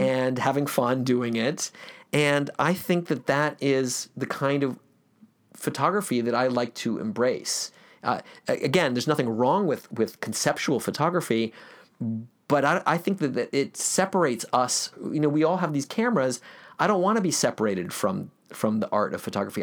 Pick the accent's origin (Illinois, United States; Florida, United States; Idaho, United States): Florida, United States; Gainesville; I grew up in Gainesville, Florida